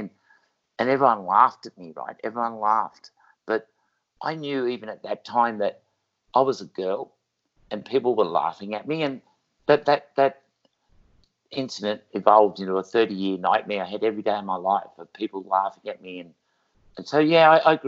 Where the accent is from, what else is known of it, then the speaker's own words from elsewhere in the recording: Wagga Wagga, New South Wales, Australia; I was born in Wagga Wagga, New South Wales, as a boy